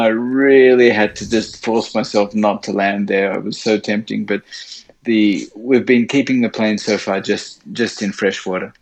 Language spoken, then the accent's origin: English; Sydney, New South Wales, Australia; accent: Australian; moved away as an adult; now in Japan; I'm um, Australian. I grew up in Sydney.